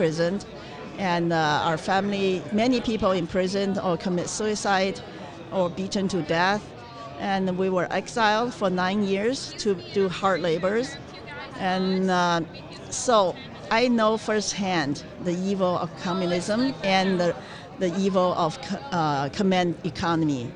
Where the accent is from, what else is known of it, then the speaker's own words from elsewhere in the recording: China; moved away; I was born in China in 1958.